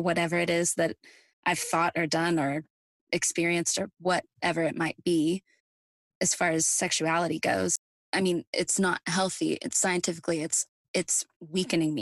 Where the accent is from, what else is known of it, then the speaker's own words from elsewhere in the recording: Midwest, United States; moved away as an adult; now in Nashville, United States; I'm also from the Midwest like you are. And moving away to Nashville, 700 miles away